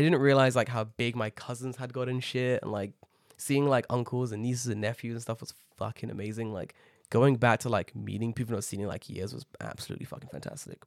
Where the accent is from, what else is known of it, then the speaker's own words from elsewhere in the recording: London, United Kingdom; moved away as an adult; now in Japan; growing up in Tottenham, you grow up with, like, an edge